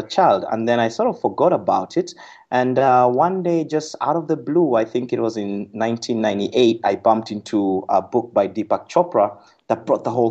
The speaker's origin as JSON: {"language": "English", "town": "Nakuru", "region": "Nakuru County", "country": "Kenya", "tie": "born or raised there", "said": "Well, I'm a Kenyan, born and raised in Kenya. 1975, March 6th, in a little town called Nakuru, Kenya"}